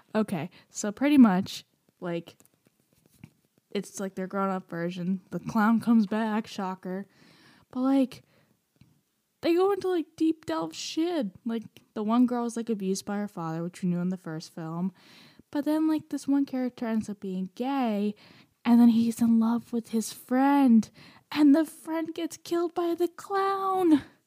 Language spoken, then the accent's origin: English; Romania; moved away; I'm from Romania